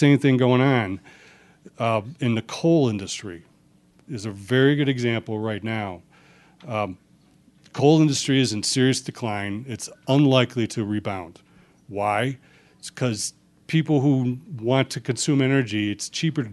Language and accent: English; United States; I'm an American